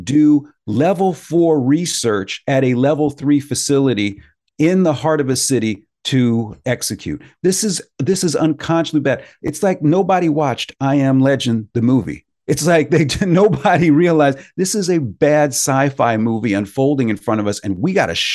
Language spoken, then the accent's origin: English; United States; I am just an American.